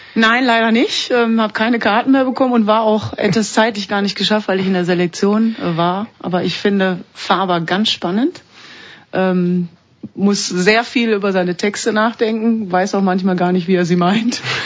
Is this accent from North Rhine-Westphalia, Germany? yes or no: yes; Duisburg, North Rhine-Westphalia, Germany; moved away as an adult; now in Switzerland; Duisburg ist, ist meine Heimat, meine ganze Familie ist dort